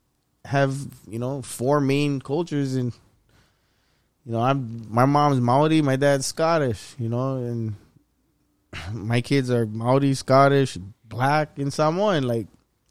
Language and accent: English; Hawaii, United States; accent: Pidgin